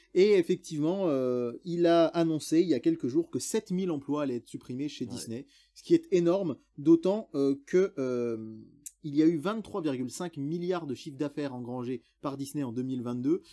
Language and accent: French; France; chez nous en France